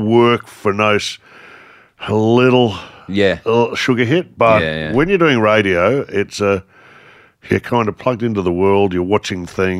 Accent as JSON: {"language": "English", "town": "Canberra", "region": "Australian Capital Territory", "country": "Australia", "tie": "born there", "also_born_or_lived": "Victoria", "said": "I was actually born in Canberra. Canberra's favourite son, I like to say."}